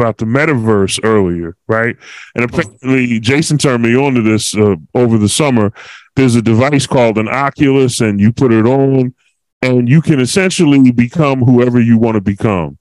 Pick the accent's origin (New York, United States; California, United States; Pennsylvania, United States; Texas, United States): Pennsylvania, United States; Philadelphia; I'm from Philly